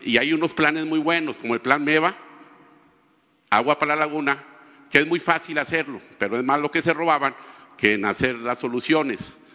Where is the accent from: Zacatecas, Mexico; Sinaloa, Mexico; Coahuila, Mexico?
Coahuila, Mexico; Torreón; Yo soy de Torreón